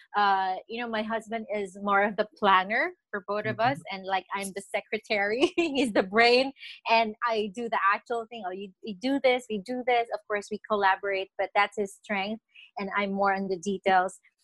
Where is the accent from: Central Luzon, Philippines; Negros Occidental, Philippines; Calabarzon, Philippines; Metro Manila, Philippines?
Central Luzon, Philippines; Nueva Ecija; moved away as an adult; also born or lived in Quezon City, Philippines; now in Canada; I was born and raised in the Philippines. I'm from Nueva Ecija